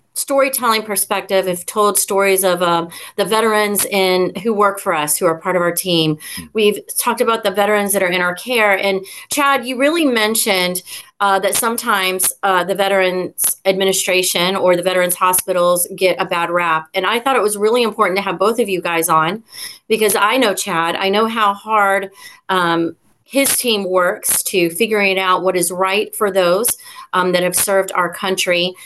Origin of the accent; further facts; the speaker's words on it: the South, United States; I'm from the South